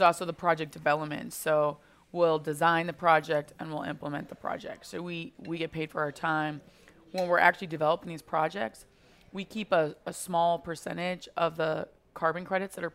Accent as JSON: {"language": "English", "country": "United States", "moved": "yes", "said": "I'm originally from Eastern Colorado, Western Kansas."}